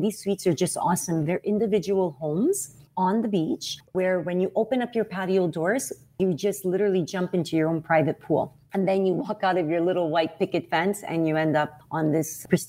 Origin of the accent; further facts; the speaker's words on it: Montreal, Quebec, Canada; I'm from Montreal in Quebec.